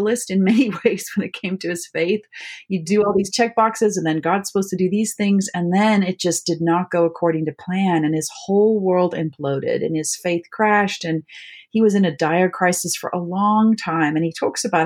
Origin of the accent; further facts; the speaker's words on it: South Africa; moved away as an adult; also born or lived in Michigan / Virginia; now in Maryland, United States; I was born in South Africa. So I think both of us are third world kids in a way. I grew up in South Africa